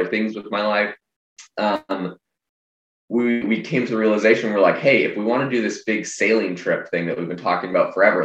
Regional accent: Vancouver Island, British Columbia, Canada; I'm actually originally from Canada. I'm from Vancouver Island

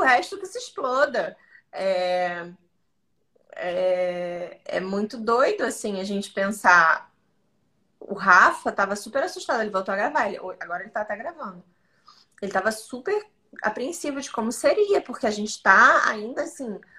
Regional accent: Santa Catarina, Brazil; now in Rio de Janeiro, Brazil; Eu sou de Santa Catarina

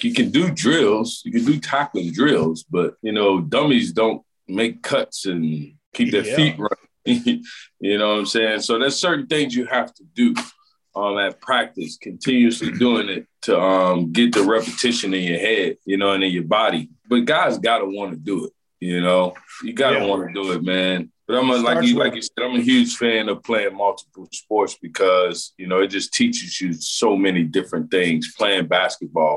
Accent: Louisiana, United States; moved away as an adult; I grew up in Louisiana

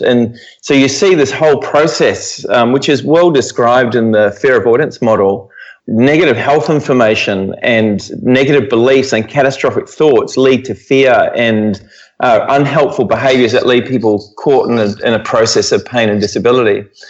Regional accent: New Zealand; moved away as an adult; now in Perth, Australia; I'm originally from New Zealand. I grew up there

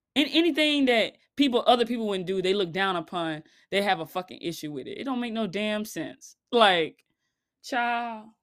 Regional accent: Florida, United States; I live in the Southeast, and I grew up, born and raised in Florida

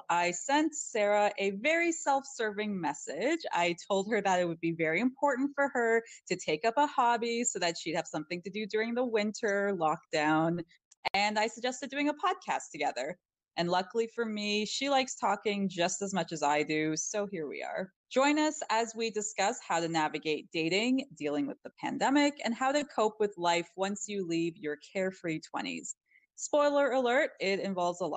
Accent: Canada; being a Canadian

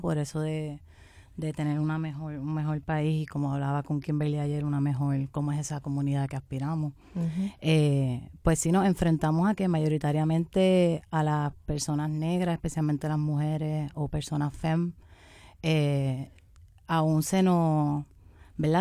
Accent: southern Puerto Rico, Puerto Rico; yo especialmente vengo del área sur de Puerto Rico, donde es un área mayoritariamente negra y pobre

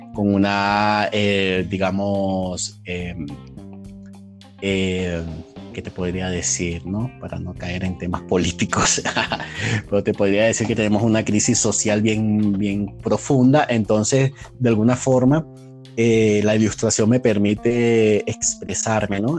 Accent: Venezuela; moved away as an adult; now in Mexico; soy venezolano, tengo acá aproximadamente tres años

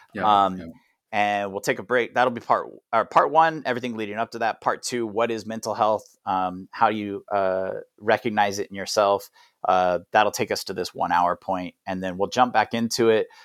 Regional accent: United States; moved away; also born or lived in Thailand; as an American

